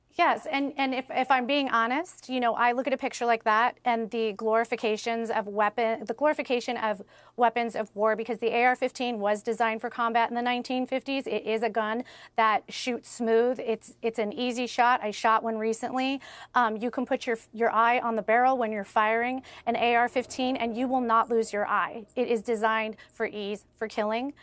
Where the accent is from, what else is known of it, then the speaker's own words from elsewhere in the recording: Highland Park, Illinois, United States; I'm from Highland Park, Illinois